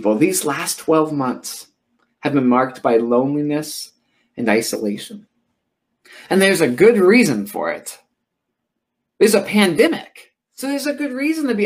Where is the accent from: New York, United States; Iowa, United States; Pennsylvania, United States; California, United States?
Iowa, United States; Oskaloosa; also born or lived in Tennessee; I moved from Tennessee, where I lived for a few years, and then I moved to Oskaloosa, Iowa